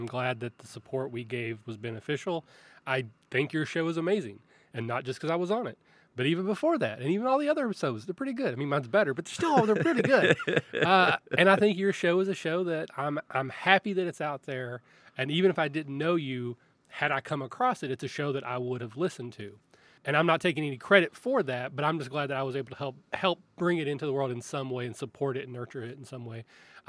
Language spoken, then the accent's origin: English; Kentucky, United States; You know, I am from Kentucky.